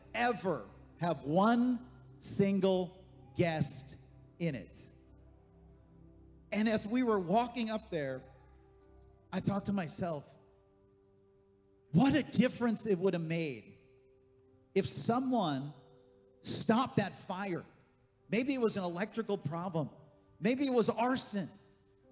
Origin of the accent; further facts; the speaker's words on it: Honesdale, Pennsylvania, United States; moved away; Deb and I, we were back in our hometown, Honesdale, Pennsylvania